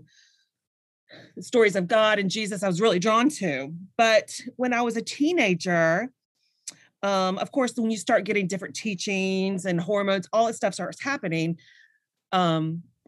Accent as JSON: {"language": "English", "region": "the South", "country": "United States", "tie": "born or raised there", "said": "I grew up like you in the South"}